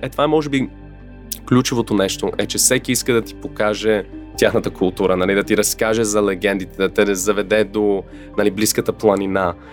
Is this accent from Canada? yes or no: yes; Canada; now in Bulgaria; съм израснал и в Канада и там, когато зимата дойде е ужас